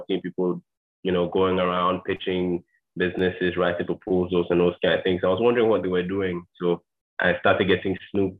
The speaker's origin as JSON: {"language": "English", "country": "Ghana", "said": "I'm Ghanaian, 22, currently in Ghana."}